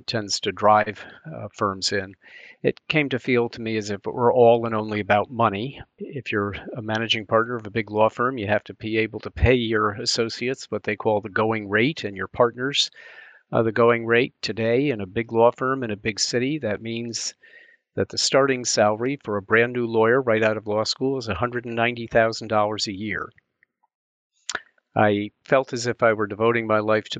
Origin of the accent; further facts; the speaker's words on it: Albany, New York, United States; now in Washington, D.C., United States; I grew up in Albany, New York, which is a state capitol.